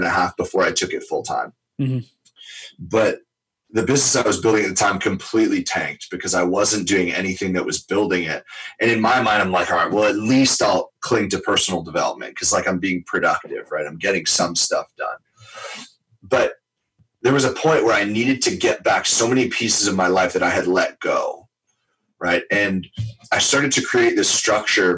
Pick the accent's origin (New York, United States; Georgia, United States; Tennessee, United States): New York, United States; I'm born and raised in New York, diehard Giants fan, literally grew up in Giants Stadium